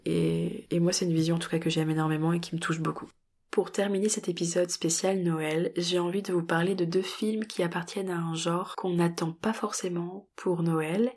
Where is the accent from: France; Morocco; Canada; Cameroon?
France; chez nous en France